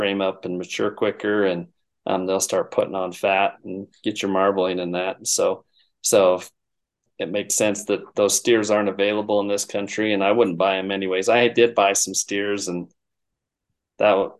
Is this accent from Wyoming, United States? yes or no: yes; the Bighorn Basin, North Central Wyoming, United States; moved away as an adult; now in Missoula, United States; I was born and raised in North Central Wyoming, the Bighorn Basin there, and I grew up working on ranches there